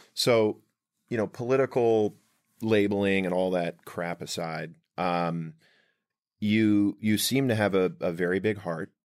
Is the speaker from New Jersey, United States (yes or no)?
yes; Rumson, New Jersey, United States; we grew up in Rumson